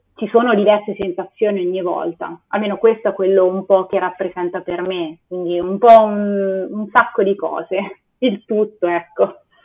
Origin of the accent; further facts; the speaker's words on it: Perugia, Umbria, Italy; moved away as an adult; also born or lived in Lisbon / Switzerland; vengo da Perugia